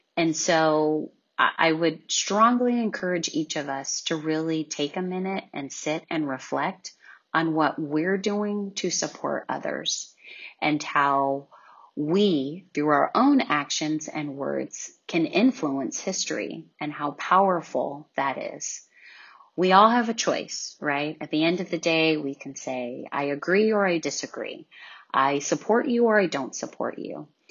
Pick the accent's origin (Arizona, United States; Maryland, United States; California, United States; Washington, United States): California, United States; a young African American child growing up in California in the US